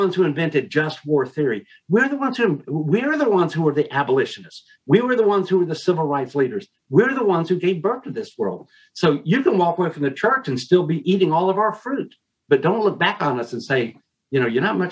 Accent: Smyrna, Tennessee, United States; I grew up in Smyrna, Tennessee, named after the city of Smyrna in the book of Revelation

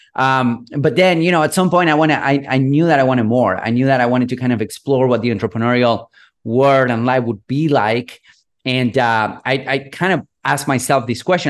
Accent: Buenos Aires, Argentina; I'm from Buenos Aires, third world country. I was born and raised here.

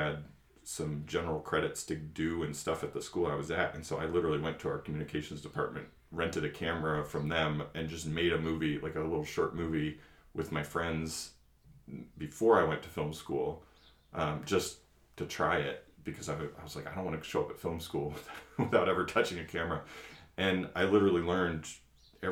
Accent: New England, United States; moved away as an adult; also born or lived in Maine / Indiana / New Mexico / North Carolina; now in Michigan, United States; I grew up in New England. I was calling mom back in Massachusetts.

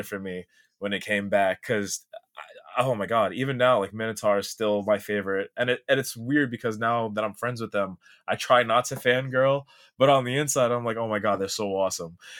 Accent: New York City, New York, United States; I was born and raised in Staten Island, New York City

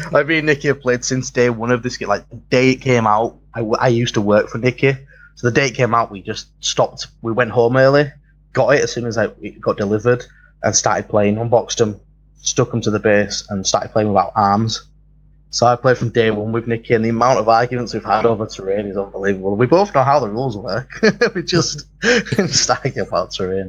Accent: London, United Kingdom; now in Leeds, United Kingdom; I'm actually from London. I live at the other end of um, Britain, uh, over uh, of England. I live right up north in Leeds

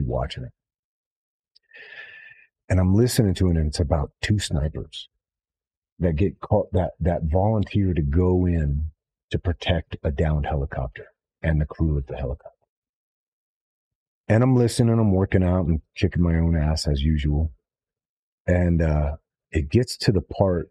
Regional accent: Los Angeles, California, United States; I grew up in Hollywood, so my parents were in the film business

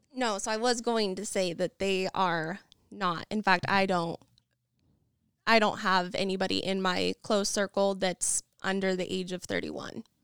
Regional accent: Nampa, Idaho, United States; also born or lived in Boise, Idaho; I am originally from Nampa, Idaho, have lived mostly in Boise and have been all over

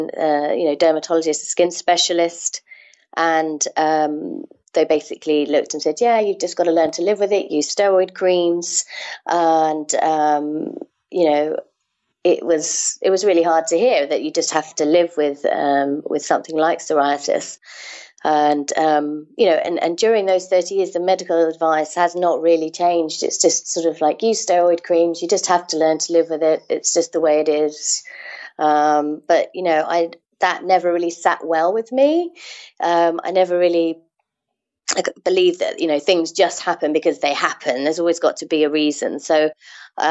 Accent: England, United Kingdom; moved away as an adult; now in Amsterdam, Netherlands; I'm originally from England, but I've been living in Amsterdam now with my Dutch husband for the last 9 years

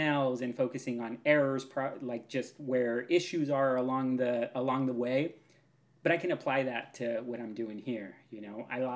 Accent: Pacific Northwest, United States; also born or lived in Seattle, Washington; now in Cathlamet, United States; I'm from the Pacific Northwest

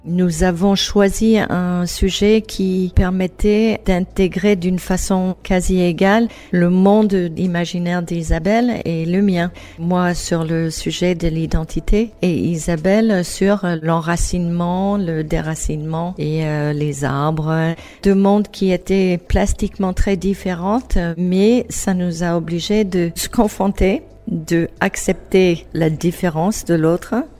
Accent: New England, United States; French is a second language; moved away as an adult; also born or lived in Basque Country, France; now in France; en Nouvelle-Angleterre, d'où je viens

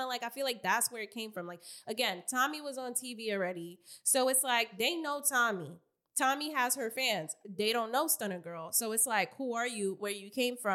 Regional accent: New York City, New York, United States; I'm from Queens, motherfucking New York, Southside Jamaica, Queens

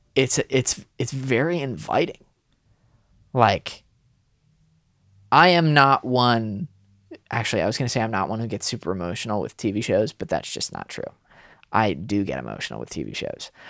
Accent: Connecticut, United States; I grew up in Connecticut

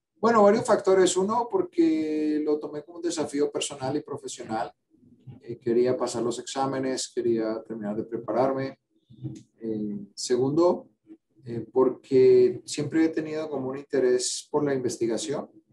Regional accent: Cali, Valle del Cauca, Colombia; moved away as an adult; now in United States; Yo nací en Cali, Cali, Colombia

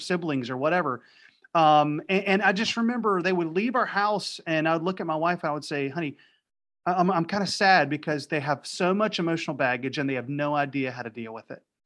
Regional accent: Raleigh, North Carolina, United States; now in Wilmington, United States; I was in Raleigh, North Carolina, wh, which is my hometown.

